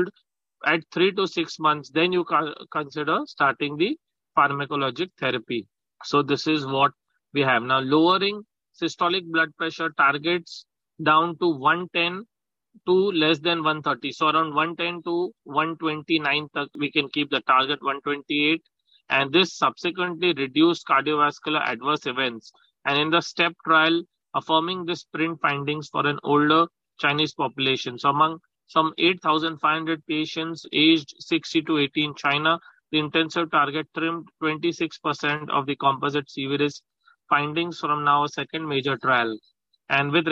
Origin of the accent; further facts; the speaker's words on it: Mumbai, Maharashtra, India; I'm from Mumbai